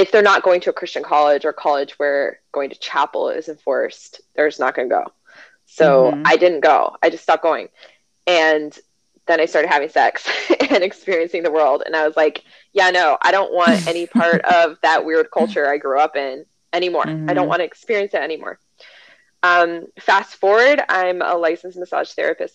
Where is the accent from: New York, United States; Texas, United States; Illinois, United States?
Illinois, United States; Chicago; moved away as an adult; now in Kentucky, United States; I live in Kentucky, because I'm from Chicago.